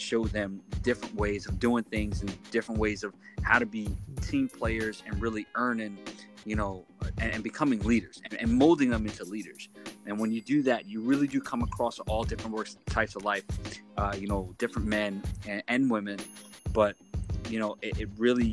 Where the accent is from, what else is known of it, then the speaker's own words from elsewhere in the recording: New York City, New York, United States; also born or lived in southern New Jersey; now in Atlantic City area, New Jersey, United States; I was born and raised in New York City.